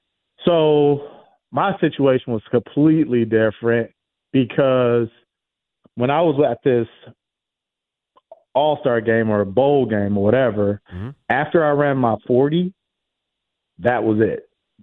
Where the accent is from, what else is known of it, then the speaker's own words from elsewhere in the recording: Los Angeles, California, United States; Because I'm from South Central Los Angeles. So, you know, and I ended up at the University of South Dakota.